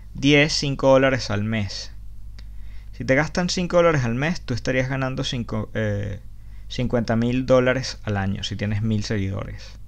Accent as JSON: {"language": "Spanish", "country": "Venezuela", "moved": "yes", "said": "todos los que hemos salido de Venezuela"}